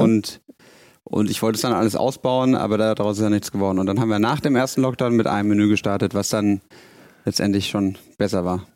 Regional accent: Bavaria, Germany; moved away as an adult; now in Hamburg, Germany; ich bin zwar in Bayern geboren und aufgewachsen, aber meine Mama ist aus Hessen, von dem her Haben wir nie so bayerisch daheim gesprochen

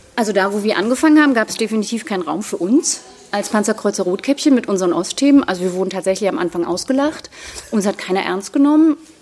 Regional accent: Schwedt, Brandenburg, Germany; Also ich bin in Schwed-Oder groß geworden

